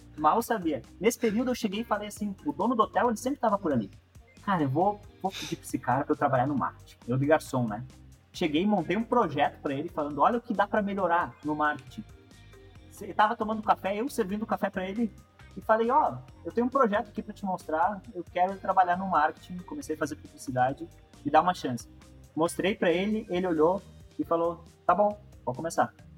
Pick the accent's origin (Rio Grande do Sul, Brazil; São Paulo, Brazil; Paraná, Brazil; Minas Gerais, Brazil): Rio Grande do Sul, Brazil; born or raised there; also born or lived in Chapecó, Santa Catarina